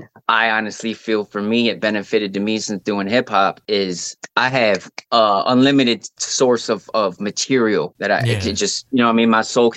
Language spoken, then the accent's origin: English; Lansing, Michigan, United States; I'm really from Lansing's what I claim, because that's like what's made me, the capital of Michigan, Lansing.